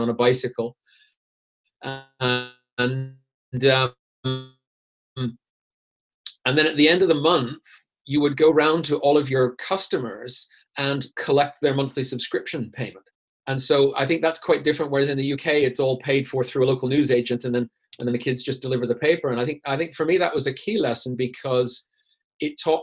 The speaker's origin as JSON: {"language": "English", "country": "Canada", "tie": "born or raised there", "also_born_or_lived": "Vancouver / Zurich, Switzerland", "moved": "as an adult", "lives_now": "Switzerland", "said": "growing up in Canada where it's not that old and things are relatively homogeneous"}